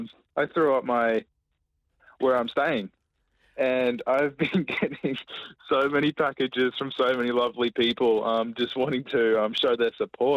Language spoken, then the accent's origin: English; Logan, Queensland, Australia; I'm from Logan.